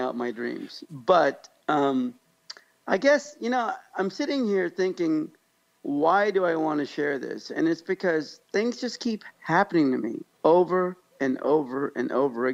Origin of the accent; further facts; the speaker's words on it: Kansas, United States; also born or lived in Pakistan; a barely 5'4", slightly disabled Pakistani guy that grew up in Kansas